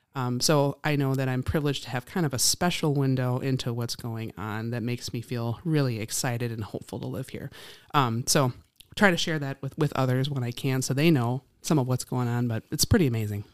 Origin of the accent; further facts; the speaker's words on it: Appleton, Wisconsin, United States; I grew up in Appleton